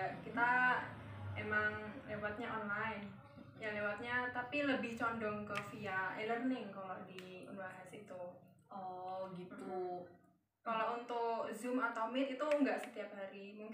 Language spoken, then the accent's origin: Indonesian; Jambi, Indonesia; now in Semarang, Indonesia; Dan saya asalnya dari Jambi dan saya tapi merantau di Semarang ini udah 10 tahun teman-teman.